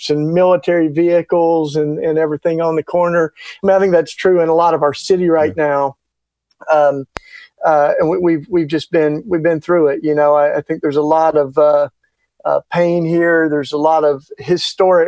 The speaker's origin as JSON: {"language": "English", "region": "East Tennessee", "country": "United States", "tie": "born or raised there", "accent": "Southern", "moved": "yes", "lives_now": "Philadelphia, United States", "said": "I grew up down in the hills, like East Tennessee"}